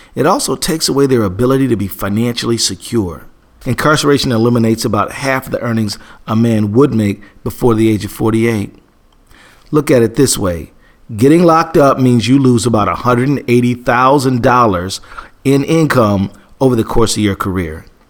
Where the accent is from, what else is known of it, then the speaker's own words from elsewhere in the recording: Minnesota, United States; my home state of Minnesota